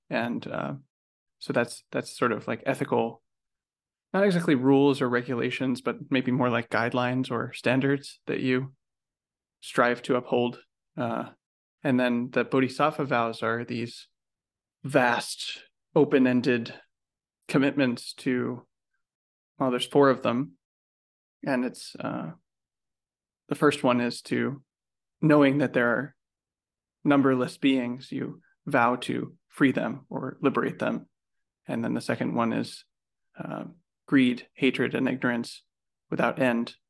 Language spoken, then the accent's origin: English; United States; as an American